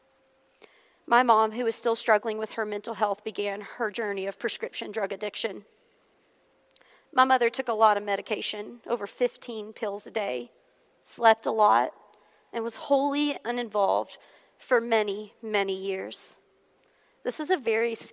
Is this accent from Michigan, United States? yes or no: no; Hohenwald, Tennessee, United States; also born or lived in Nashville, Tennessee; we moved away from Nashville, Tennessee, to a small rural town called Homewald, where my parents still reside to this day.